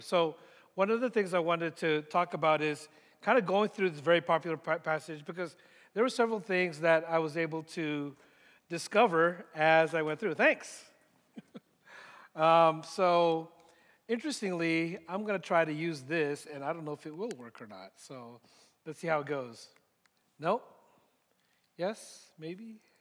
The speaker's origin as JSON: {"language": "English", "area": "San Francisco Bay Area", "region": "California", "country": "United States", "tie": "born or raised there", "also_born_or_lived": "Philippines", "moved": "as an adult", "lives_now": "Dallas, United States", "said": "I grew up in the San Francisco Bay Area"}